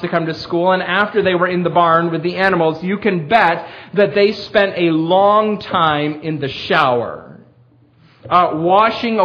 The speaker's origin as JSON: {"language": "English", "town": "Perry", "region": "New York", "country": "United States", "tie": "born or raised there", "moved": "as an adult", "lives_now": "Millersville, United States", "said": "my hometown, Perry"}